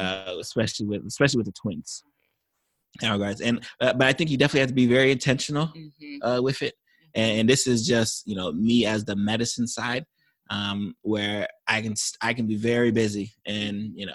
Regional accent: Florida, United States; I think we definitely have the benefit because I'm from South Florida.

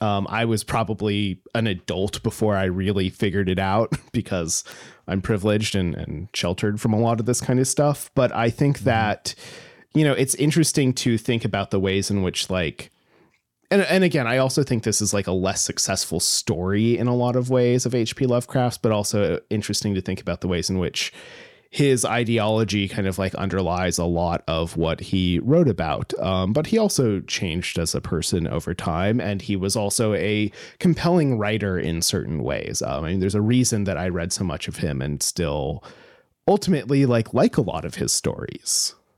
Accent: Alaska, United States; I grew up in Alaska

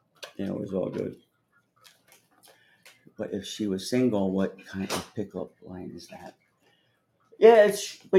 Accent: New Jersey, United States; now in New York, United States; I grew up in New Jersey, which is 30 miles out of here, 30 miles west

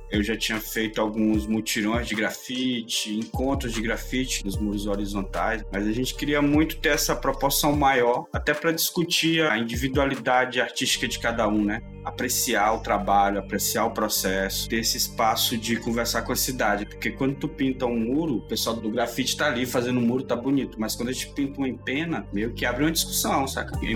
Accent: Teresina, Piauí, Brazil; WG, sou aqui de Teresina.

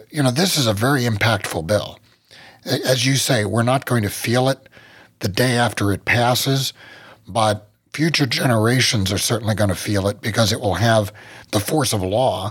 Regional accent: Ohio, United States; here in Ohio. So in my hometown

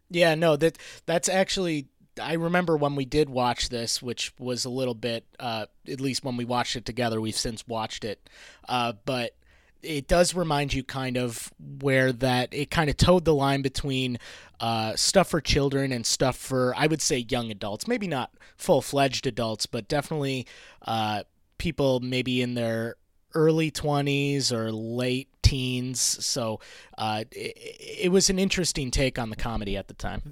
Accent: Rochester, New York, United States; moved away as an adult; also born or lived in Maine; I moved out and moved back to my hometown of Rochester, New York.

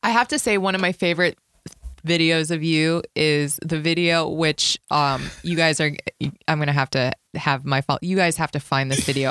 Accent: Las Vegas, Nevada, United States; moved away as an adult; now in Los Angeles, United States; I'm like an L A comic, but I'm from Vegas

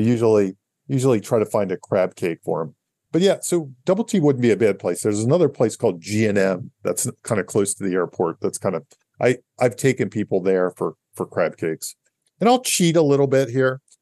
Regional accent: Catonsville, Maryland, United States; I'm from Catonsville, Maryland

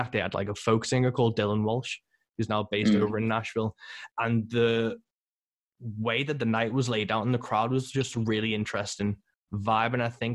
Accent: Birkenhead, North West England, United Kingdom; my hometown on the Wirral

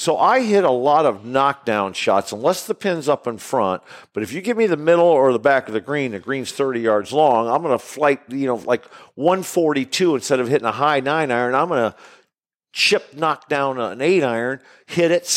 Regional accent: Springfield, Illinois, United States; I grew up in Springfield, Illinois

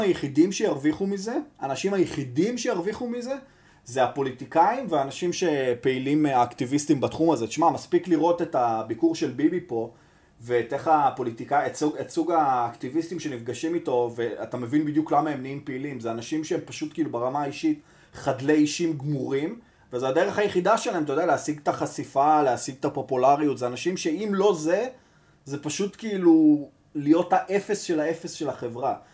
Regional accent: Tel Aviv, Tel Aviv District, Israel; אני גדלתי ברחוב ביאליק

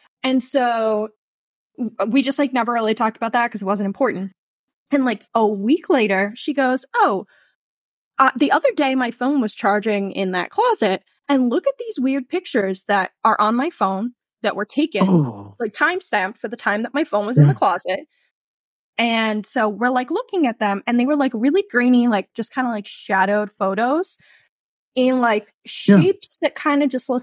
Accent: New Jersey, United States; I am from a small old historical town in New Jersey, right along the Delaware. So that like famous photo of Washington crossing the Delaware is like a mile from where I grew up

